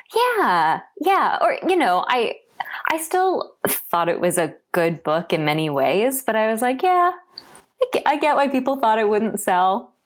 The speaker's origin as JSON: {"language": "English", "town": "Washington", "region": "District of Columbia", "country": "United States", "tie": "born or raised there", "said": "I was born in Washington, D.C., actually in DC, so not from a state"}